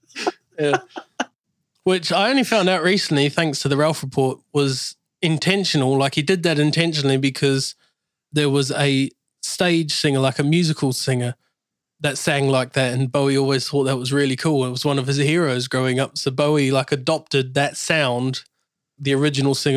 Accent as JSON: {"language": "English", "country": "New Zealand", "tie": "born or raised there", "moved": "yes", "lives_now": "England", "said": "growing up in New Zealand"}